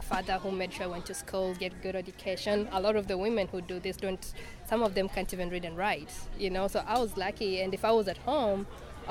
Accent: Kenya; moved away; I'm from Kenya myself

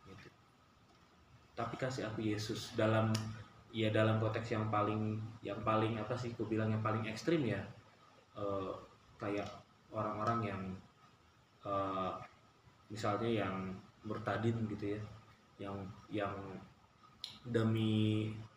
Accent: Batak, North Sumatra, Indonesia; kita orang Batak

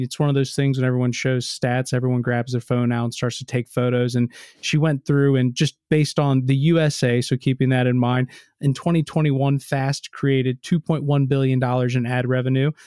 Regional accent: United States; I'm American

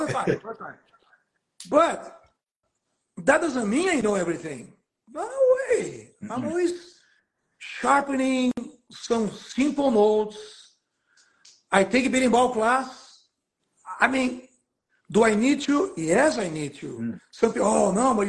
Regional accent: Brazil; now in Oakland, United States; I'm from Brazil

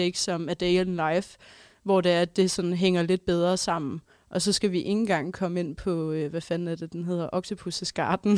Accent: Holstebro, Central Denmark Region, Denmark; moved away; har jeg også, øh, været hjemme i Holstebro

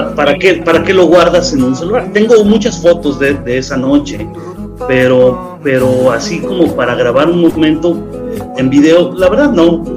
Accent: Aguascalientes, Mexico; yo soy de Aguascalientes

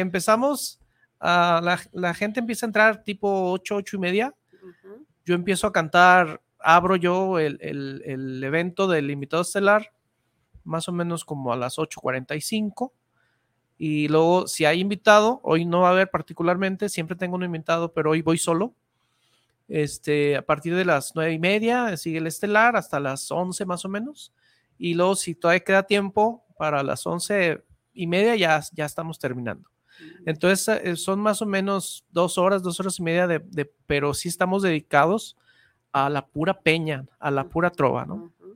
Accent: Guadalajara, Jalisco, Mexico; mi tierra tapatía

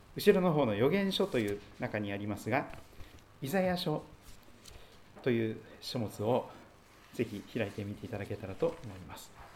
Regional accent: Kochi, Japan; also born or lived in Aichi Prefecture; now in Sugito, Japan; 生まれ育った高知県も山がありましたし移り住んだ愛知県にも山がありましたが

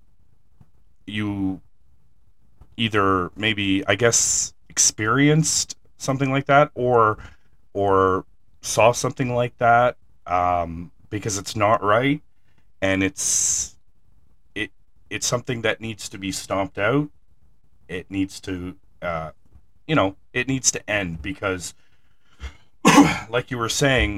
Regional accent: Canada; up here in Canada, I'm from Canada

